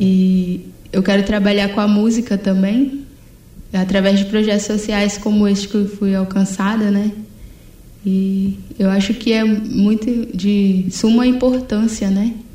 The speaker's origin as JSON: {"language": "Portuguese", "town": "Serra", "region": "Espírito Santo", "country": "Brazil", "tie": "born or raised there", "said": "Eu cresci em Jardim Carapina Atualmente estou morando em Taquaraum, que é na Serra também"}